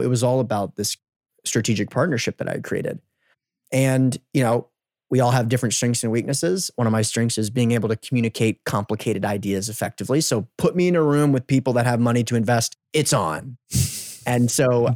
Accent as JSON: {"language": "English", "country": "United States", "said": "I'm from the United States"}